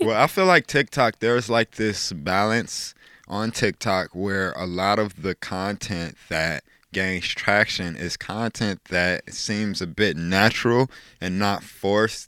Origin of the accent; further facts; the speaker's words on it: Chicago, Illinois, United States; moved away as an adult; now in South Dakota, United States; I love my hometown. It was awesome growing up in Chicago.